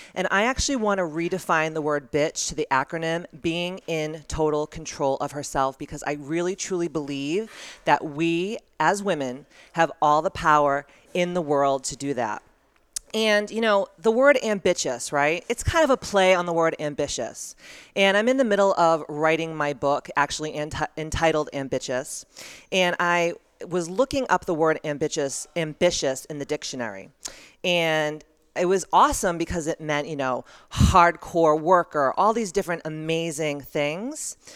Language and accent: English; Taunton, Massachusetts, United States; I grew up in Taunton, Massachusetts